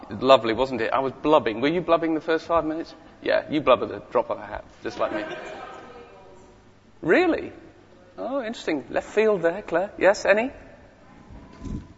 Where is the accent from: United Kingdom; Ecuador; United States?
United Kingdom; Whitley Bay, North East England; moved away; I live just down the road. But that's not where I come from. I come from a town called Whitley Bay, okay, which is up in the northeast.